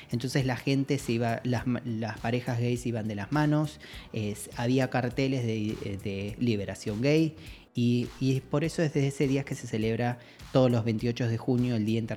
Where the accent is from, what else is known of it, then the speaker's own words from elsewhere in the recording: Río Negro, Argentina; now in Buenos Aires, Argentina; soy de Río Negro, de un pueblo chiquito de Río Negro, que en realidad es una ciudad, pero bueno, es mentalidad de pueblo. Entonces no me pude amigar con la idea de que era gay hasta que me mudé a Buenos Aires.